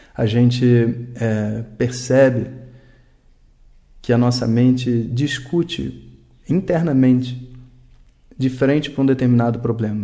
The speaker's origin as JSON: {"language": "Portuguese", "country": "Brazil", "said": "como brasileiro"}